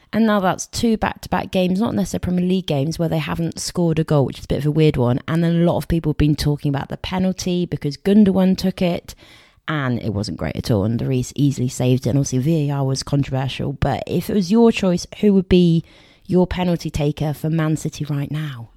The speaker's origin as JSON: {"language": "English", "area": "Somerset", "region": "South West England", "country": "United Kingdom", "said": "we're from Somerset"}